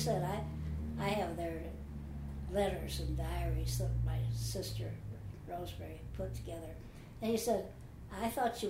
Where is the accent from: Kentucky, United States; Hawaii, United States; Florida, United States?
Kentucky, United States; Appalachia, southeastern; In southeastern Kentucky, in Appalachia, and in the foothills of the Appalachian Mountains, and it was very rural.